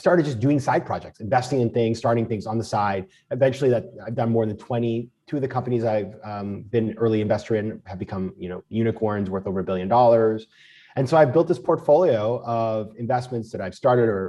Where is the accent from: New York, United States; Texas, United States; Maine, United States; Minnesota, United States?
Maine, United States; moved away; I'm from Maine and we save in Maine